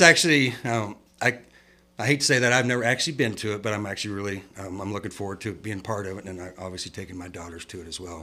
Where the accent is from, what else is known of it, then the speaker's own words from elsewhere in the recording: Midwest, United States; moved away as an adult; now in San Angelo, United States; I was from the Midwest